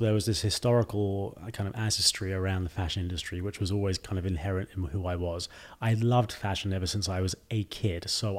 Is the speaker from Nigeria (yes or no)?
no; United Kingdom; now in China; Most people in the U.S. will say, "Are you Australian?" before they assume I'm British.